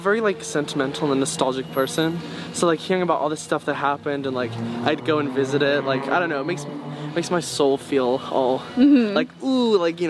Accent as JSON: {"language": "English", "town": "San Francisco", "region": "California", "country": "United States", "tie": "born or raised there", "also_born_or_lived": "Cardiff, Wales / South London", "said": "Mostly growing up in San Francisco."}